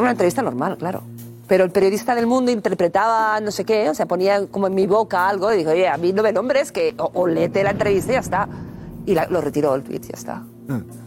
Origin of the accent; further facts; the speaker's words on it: Barcelona, Catalonia, Spain; estoy feliz en, mi, en mi país, en mi, en mi, eh, En España, ¿Mm? en mi ciudad, Barcelona